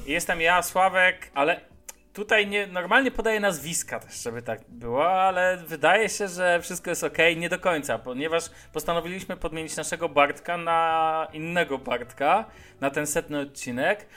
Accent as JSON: {"language": "Polish", "town": "Szczecin", "region": "West Pomeranian Voivodeship", "country": "Poland", "moved": "yes", "lives_now": "Warsaw, Poland", "said": "ja pochodzę ze Szczecina"}